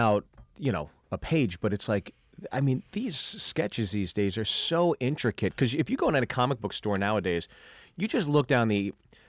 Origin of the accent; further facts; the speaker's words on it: Pittsburgh, Pennsylvania, United States; I grew up in Pittsburgh